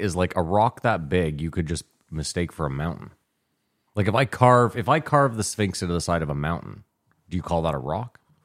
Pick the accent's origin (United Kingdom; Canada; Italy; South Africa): Canada; We're Canadian.